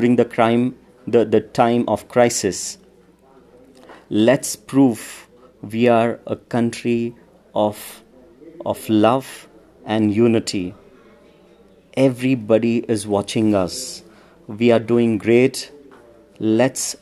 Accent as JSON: {"language": "English", "country": "India", "said": "as an Indian"}